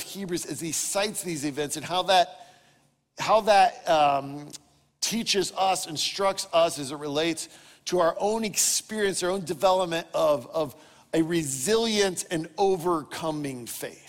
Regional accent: Dayton, Ohio, United States; I grew up in Dayton, Ohio

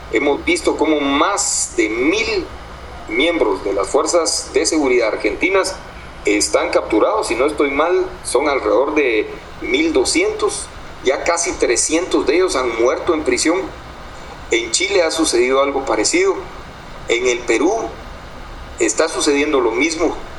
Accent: Guatemala; no somos los guatemaltecos quienes gobernamos ahora nuestro país

